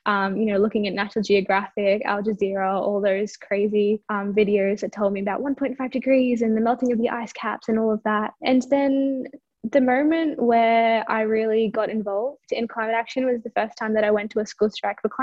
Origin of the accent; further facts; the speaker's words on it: India; now in Australia; I come from India, which is an equatorial country.